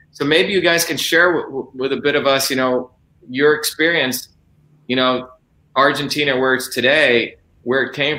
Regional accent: New Jersey, United States; born or raised there; also born or lived in India; now in Massachusetts, United States

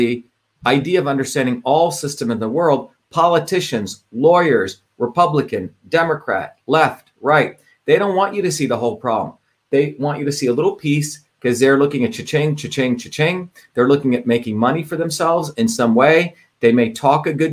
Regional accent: India; moved away; as a child growing up in India

